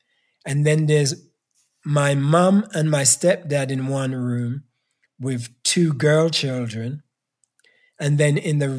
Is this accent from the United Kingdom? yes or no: yes; England, United Kingdom; as a Black kid growing up in England that had no Black education, no cultural education.